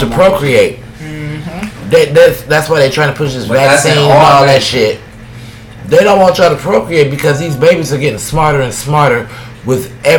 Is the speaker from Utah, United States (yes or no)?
no; Cleveland, Ohio, United States; born or raised there